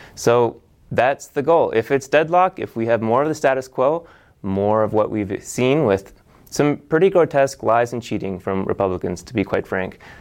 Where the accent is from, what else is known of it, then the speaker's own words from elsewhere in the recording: Nova Scotia, Canada; moved away as an adult; now in Asheville, United States; I grew up in Nova Scotia, Canada